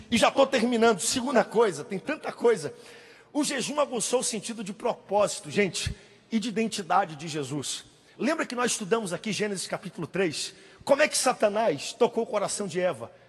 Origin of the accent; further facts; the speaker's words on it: Belém, Pará, Brazil; Quando eu era adolescente, aqui em Belém